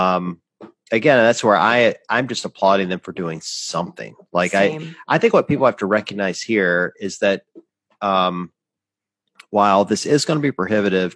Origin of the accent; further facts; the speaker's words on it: the South, United States; I grew up in the South